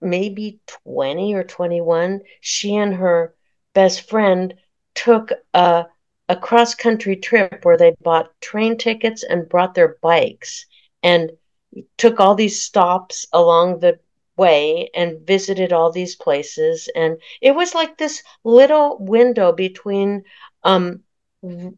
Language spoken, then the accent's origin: English; Palo Alto, California, United States; I was born in Palo Alto, suburb of San Francisco, where Stanford University is